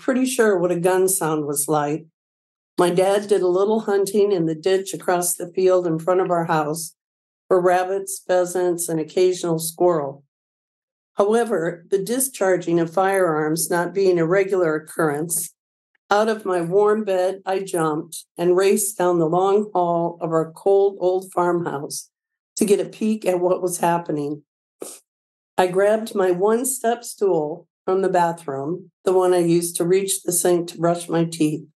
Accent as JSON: {"language": "English", "town": "Milledgeville", "region": "Illinois", "country": "United States", "tie": "born or raised there", "moved": "as an adult", "lives_now": "Belleville, United States", "said": "I grew up in Milledgeville, a little town of about 1,000 folks in the northwest corner of Illinois"}